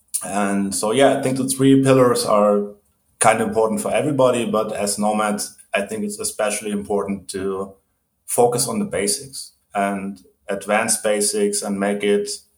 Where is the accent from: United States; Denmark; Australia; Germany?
Germany; English is a second language; moved away; I'm originally from Germany. When I was a kid, we moved around a lot.